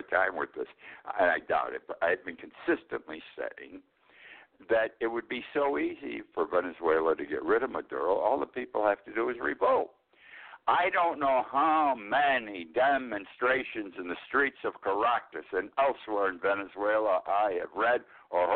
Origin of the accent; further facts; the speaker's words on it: United States; I'm an American